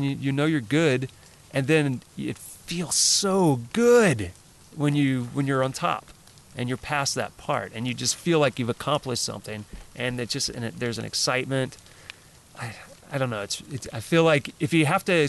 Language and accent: English; Louisiana, United States; moved away; I grew up in Louisiana, which is flat as can be